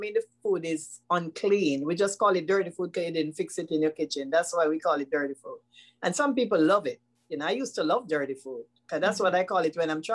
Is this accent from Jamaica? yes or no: yes; Jamaica; moved away; We're not used to bottle food in Jamaica